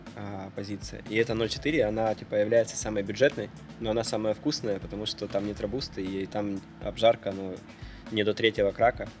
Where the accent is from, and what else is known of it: Kharkiv, Kharkiv Oblast, Ukraine; born or raised there; moved away